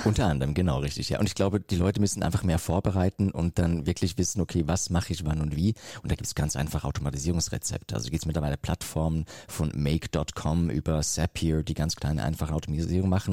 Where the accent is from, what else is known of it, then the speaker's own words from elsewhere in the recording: Switzerland; ich komme aus der Schweiz